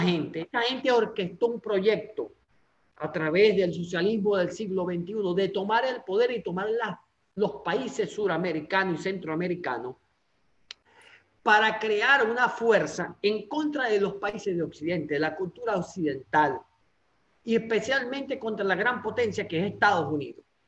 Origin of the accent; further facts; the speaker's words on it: Anzoátegui, Venezuela; de la zona donde yo soy, del estado de Anzuategui